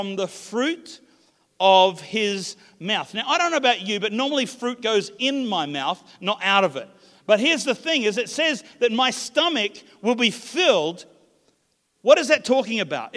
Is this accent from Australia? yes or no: yes; Australia; I come from the Southern Hemisphere, Australia, but my heritage is actually New Zealand.